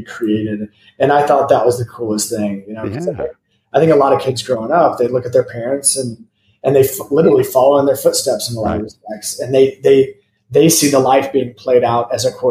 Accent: Fort Wayne, Indiana, United States; moved away as an adult; also born or lived in Chicago / Venice Beach / Bloomington, Indiana; now in Austin, Texas, United States; I was born in Fort Wayne, Indiana, which is was supposed to be the Chicago of the Midwest. They didn't win that award, but I loved growing up there.

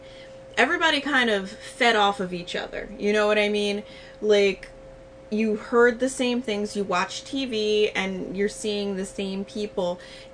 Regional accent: Baltimore, Maryland, United States; because I'm from Baltimore, I've lived here my entire life, and they're like, where's your Baltimore accent?

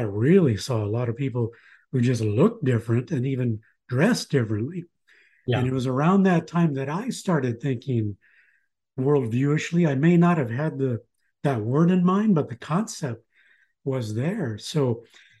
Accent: Los Angeles, California, United States; I grew up in Los Angeles

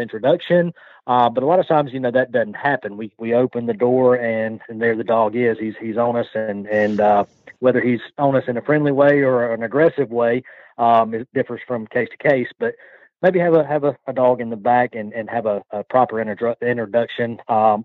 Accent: Athens, Georgia, United States; accent: Georgia; Stanfield Air Systems out of Athens, Georgia

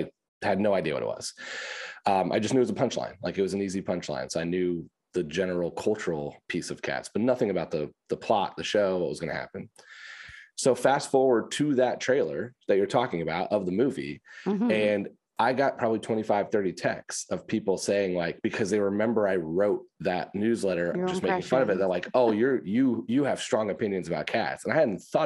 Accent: Indiana, United States; moved away as an adult; now in New York, United States; I'm born and raised in Indiana.

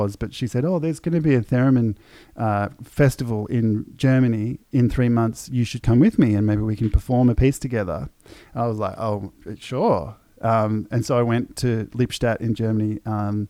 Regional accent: Melbourne, Victoria, Australia; I'm some punk from Melbourne

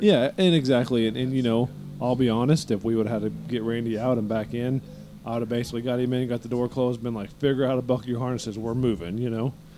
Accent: East Coast, United States; we're from the East Coast.

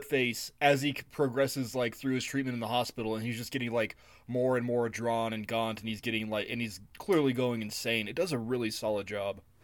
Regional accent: United States; I'm an American male

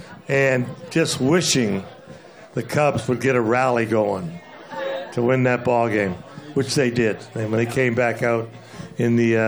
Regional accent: Ontario, Canada; I being a Canadian, I live really close to Detroit.

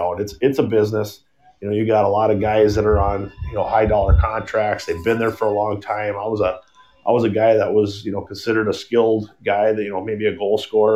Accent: Bismarck, North Dakota, United States; as a kid growing up in North Dakota, you know, Bismarck, North Dakota

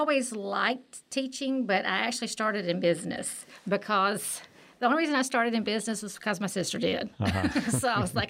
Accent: Linden, Alabama, United States; I grew up in a small town in Alabama called Linden. It's got actually two red lights in it.

